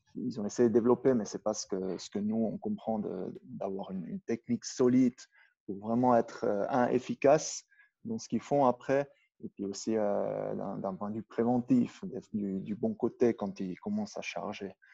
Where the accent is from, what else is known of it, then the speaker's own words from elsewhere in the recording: Brig, Valais, Switzerland; accent: Upper Valais German; first language Swiss German (Upper Valais dialect); French is a second language; also born or lived in Goms valley; la vallée de Gonche. Et puis j'ai grandi à Brigue.